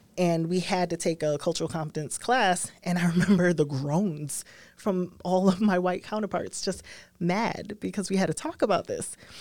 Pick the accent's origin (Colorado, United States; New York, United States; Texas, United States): New York, United States; New York City; I'm from Brooklyn